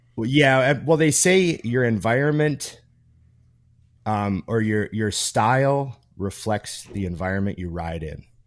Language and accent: English; Canada; I'm Canadian